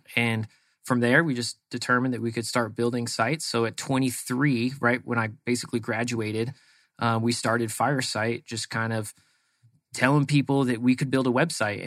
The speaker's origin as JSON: {"language": "English", "area": "East Bay, San Francisco Bay Area", "region": "California", "country": "United States", "tie": "born or raised there", "moved": "as an adult", "lives_now": "Arizona, United States", "said": "Grew up in the East Bay of San Francisco, which is out kind of, uh, like Livermore, Dublin area."}